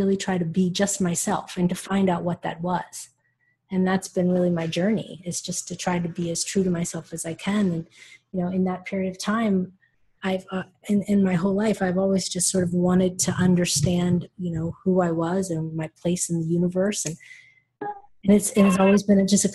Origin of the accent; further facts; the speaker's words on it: United States; moved away as an adult; now in Netherlands; I'm an American woman who lives actually in the Netherlands